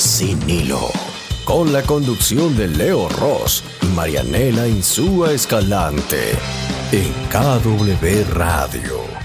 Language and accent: Spanish; Argentina; como decimos los argentinos